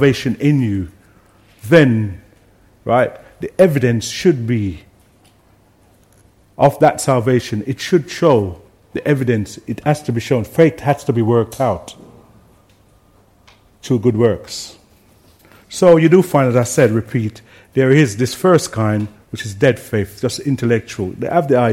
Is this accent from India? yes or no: no; Jamaica; I grew up in Jamaica where everyone seems to have faith